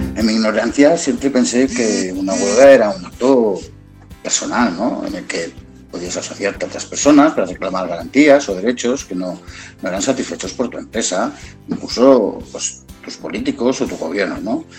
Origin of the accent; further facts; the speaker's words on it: Barcelona, Catalonia, Spain; also born or lived in Montseny; soy de Barcelona, nacido, he vivido 40 años en la capital, 10 años más en el Montseny, es decir, que soy catalán